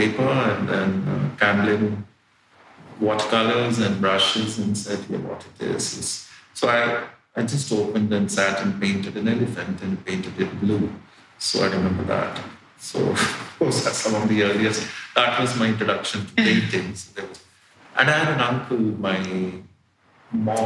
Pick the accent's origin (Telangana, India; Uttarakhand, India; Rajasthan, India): Telangana, India; Secunderabad; moved away; also born or lived in Repalle, Andhra Pradesh / Chennai; So long time we were brought up in Secunderabad. And thereafter we moved to Chennai.